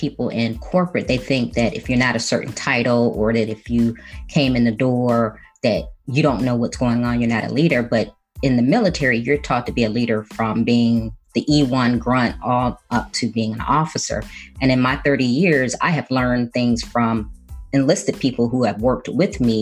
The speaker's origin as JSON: {"language": "English", "town": "Chicago", "region": "Illinois", "country": "United States", "tie": "born or raised there", "moved": "as an adult", "said": "I was born and raised in Chicago, the youngest of four children"}